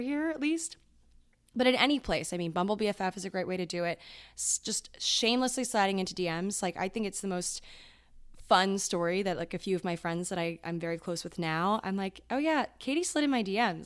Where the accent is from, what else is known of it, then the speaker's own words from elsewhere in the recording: Maryland, United States; moved away as an adult; now in New York, United States; I am from Maryland